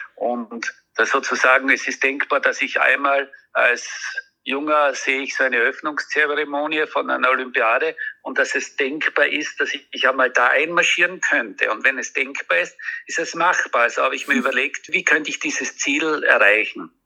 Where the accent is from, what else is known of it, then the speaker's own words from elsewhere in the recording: Austria; ich als Österreicher